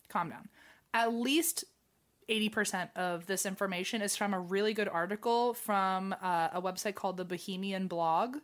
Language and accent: English; United States; as an American